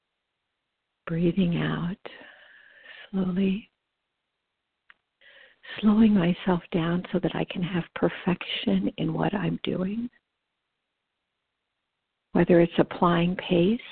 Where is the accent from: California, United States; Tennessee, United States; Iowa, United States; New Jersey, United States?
California, United States; Los Angeles County; I grew up in Los Angeles County